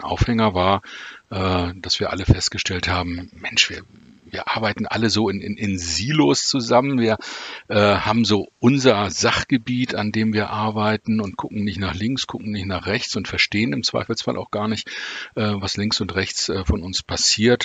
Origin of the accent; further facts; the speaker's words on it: Wolfsburg, Lower Saxony, Germany; ich äh, bin tatsächlich in Wolfsburg geboren, ähm, obwohl meine Wurzeln, eh, also familiären Wurzeln in Hamburg sind und in, im weiteren norddeutschen Raum.